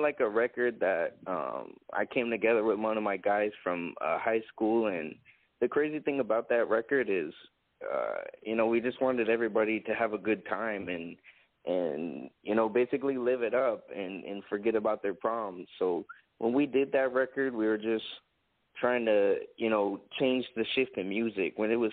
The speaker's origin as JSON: {"language": "English", "town": "Cape Coral", "region": "Florida", "country": "United States", "tie": "born or raised there", "said": "Growing up in Cape Coral, I'm still in the Southwest Florida area"}